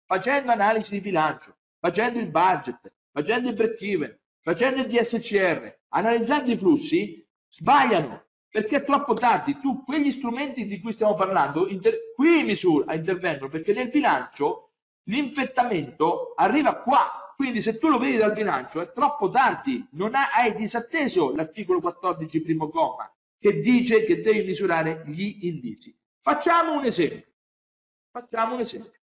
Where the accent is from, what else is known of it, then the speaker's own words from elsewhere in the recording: Grottazzolina, Marche, Italy; Al mio paese, a Grotta Zolina, io nel 1970, io avevo 7 anni